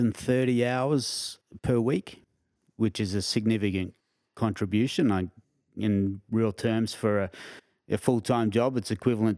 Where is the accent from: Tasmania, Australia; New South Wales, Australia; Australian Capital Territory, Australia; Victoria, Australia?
Australian Capital Territory, Australia; Canberra; also born or lived in Queensland; Yeah. However, I've lived in a number of other states as well, including Northern Territory, WA, Queensland.